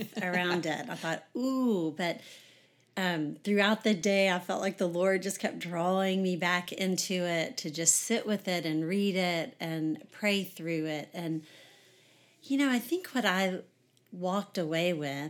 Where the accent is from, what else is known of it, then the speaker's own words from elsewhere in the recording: Houston, Texas, United States; I grew up in Houston, Texas.